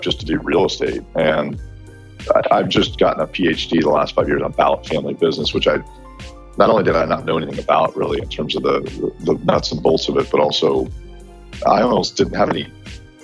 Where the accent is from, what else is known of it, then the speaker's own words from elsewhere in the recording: Houston, Texas, United States; I'm obviously born and raised in Houston